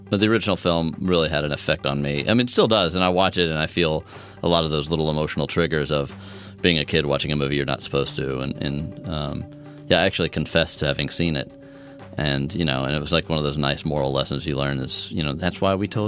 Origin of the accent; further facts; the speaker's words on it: Dallas, Texas, United States; I was growing up in Dallas.